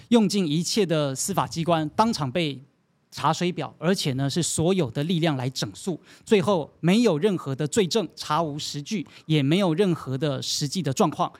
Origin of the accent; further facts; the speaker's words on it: Taiwan; 我们台湾人